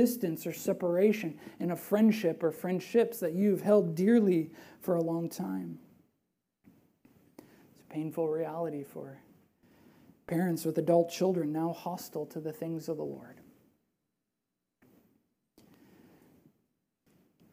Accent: Belmont, Wisconsin, United States; also born or lived in Platteville, Wisconsin; I was born in Platteville, Wisconsin, but raised in Belmont.

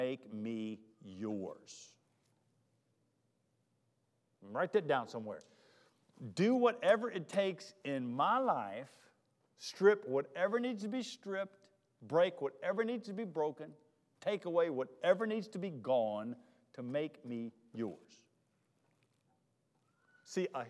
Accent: Charlotte, North Carolina, United States; moved away; also born or lived in Mississippi; I'm from Charlotte

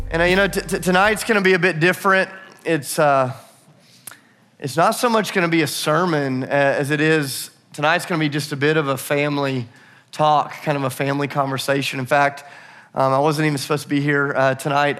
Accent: Nashville, Tennessee, United States; I'm from Nashville

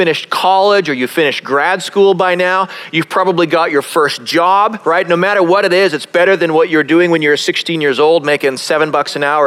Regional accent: Calgary, Alberta, Canada; I grew up in Canada. I grew up in a place called Calgary, which is a beautiful city

